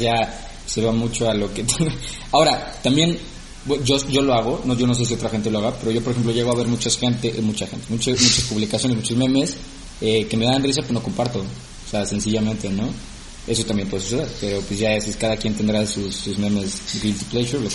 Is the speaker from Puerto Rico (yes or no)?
no; Mexico; como mexicanos